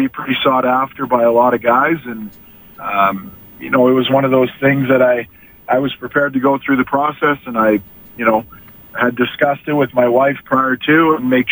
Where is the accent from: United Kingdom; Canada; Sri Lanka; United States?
Canada; Edmonton, Alberta; to live in Edmonton, my hometown